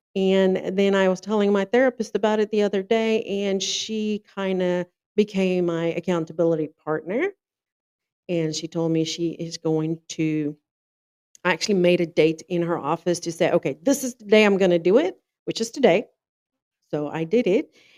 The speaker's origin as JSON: {"language": "English", "country": "South Africa", "tie": "born or raised there", "moved": "as an adult", "lives_now": "North Carolina, United States", "said": "I'm originally from South Africa, born and raised first came to the US in 2007, and then I immigrated in 2011"}